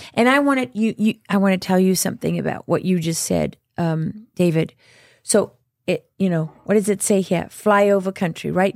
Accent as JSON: {"language": "English", "country": "South Africa", "tie": "born or raised there", "moved": "yes", "said": "I grew up in South Africa"}